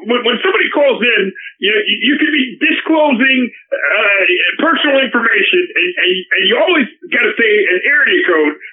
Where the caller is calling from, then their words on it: Beverly Hills, California, United States; and, uh, and I'm calling from Beverly Hills, California.